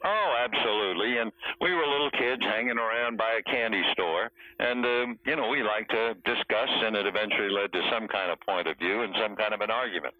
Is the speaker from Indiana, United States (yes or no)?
no; New York City, New York, United States; moved away as an adult; also born or lived in Bronx; now in Los Angeles, United States; I was born in the Bronx and grew up really in uh, an area called Washington Heights, in uh, near the George Washington Bridge in New York.